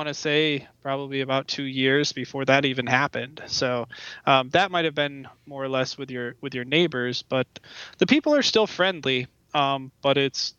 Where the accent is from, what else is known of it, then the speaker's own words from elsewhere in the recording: Luna Pier, Michigan, United States; moved away as an adult; also born or lived in Fort Wayne, Indiana / Sacramento, California; now in Sharon, United States; I spent most of my life, actually like 20 years of my life, growing up in Lunapeer, Michigan, which is right on the Ohio-Michigan line north of Toledo, Ohio